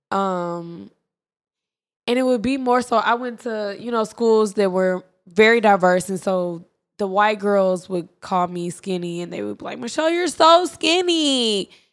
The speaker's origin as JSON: {"language": "English", "town": "Dallas", "region": "Texas", "country": "United States", "also_born_or_lived": "Prairie View / Atlanta", "said": "I'm from Dallas, whatever, and then I went to Prairie View"}